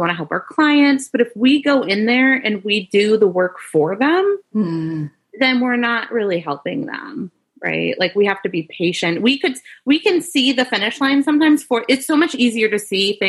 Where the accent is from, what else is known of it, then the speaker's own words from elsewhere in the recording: Maine, United States; I grew up in Maine, like gotcha. In a rural community. I wasn't a city girl.